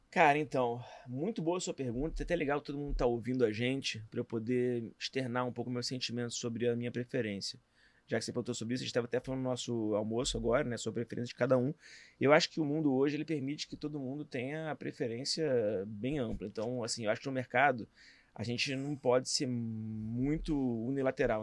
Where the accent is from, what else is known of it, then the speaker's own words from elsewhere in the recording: Rio de Janeiro, Brazil; também sou do Rio